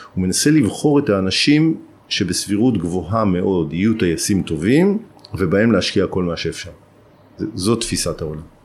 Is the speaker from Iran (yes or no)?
no; Alonim, Northern District, Israel; הזיכרונות שלי מילדות באלונים הם זיכרונות של ילדות מאוד מאוד טובה